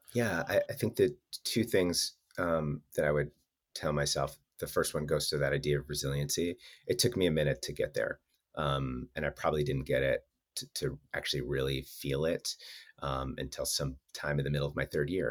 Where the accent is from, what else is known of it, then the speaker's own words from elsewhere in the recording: Wisconsin, United States; moved away; I'm from Wisconsin